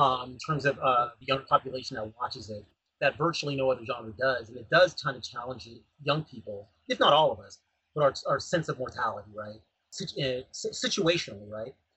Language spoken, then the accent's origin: English; Pomona, California, United States; I'm from, you know, Los Angeles County. As I lived in Pomona